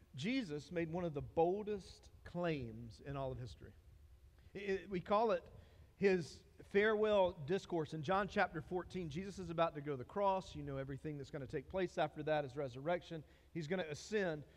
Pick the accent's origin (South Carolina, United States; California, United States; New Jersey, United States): South Carolina, United States; Dillon; I'm from Dillon